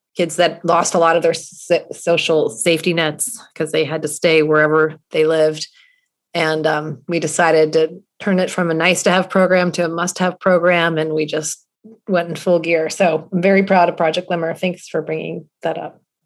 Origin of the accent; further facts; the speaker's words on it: Charlottesville, Virginia, United States; I grew up in Charlottesville, Virginia